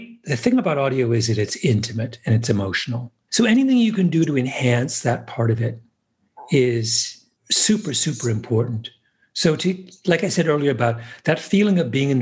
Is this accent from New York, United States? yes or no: yes; New York, United States; as a New Yorker